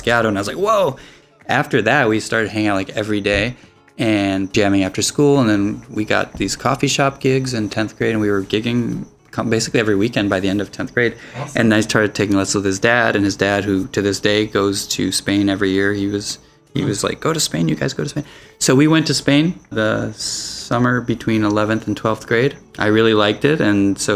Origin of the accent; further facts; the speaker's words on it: Minneapolis, Minnesota, United States; I took lessons at a music store in the Twin Cities where I grew up in Minneapolis